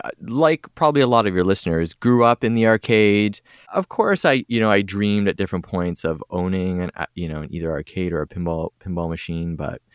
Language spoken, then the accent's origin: English; Toronto, Ontario, Canada; From Toronto, yep.